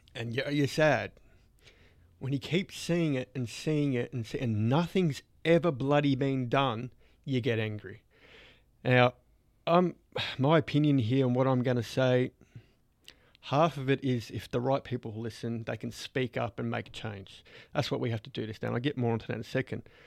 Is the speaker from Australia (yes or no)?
yes; Australia; growing up in Australia